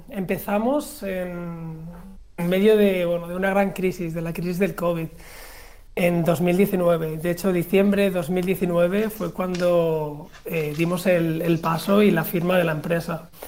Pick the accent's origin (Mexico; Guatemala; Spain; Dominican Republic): Spain; pero en Suiza nadie lo conocía. Y yo, como buen español, pues sabía las ventajas que esto podía tener.